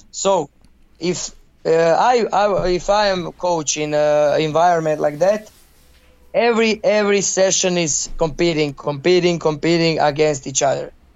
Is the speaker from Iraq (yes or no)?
no; Zagreb, City of Zagreb, Croatia; English is a second language; I'm from Zagreb, and I'm I'm here in Dinamo